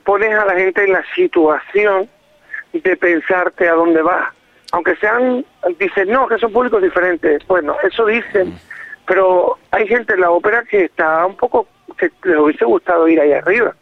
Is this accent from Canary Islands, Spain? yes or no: yes; Fuerteventura, Canary Islands, Spain; yo soy de Fuerteventura. Eh, mis padres nacieron los dos de Fuerteventura